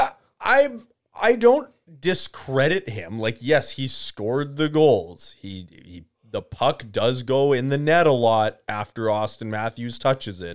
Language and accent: English; Canada; I am Canadian